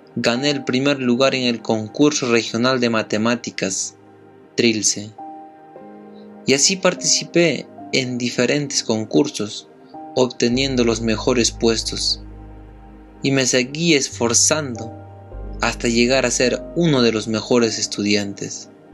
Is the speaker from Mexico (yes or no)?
no; Huanta, Ayacucho, Peru; soy de Huanta